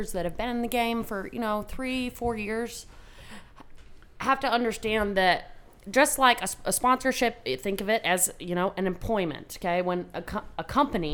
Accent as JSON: {"language": "English", "region": "Alaska", "country": "United States", "said": "I'm from Alaska"}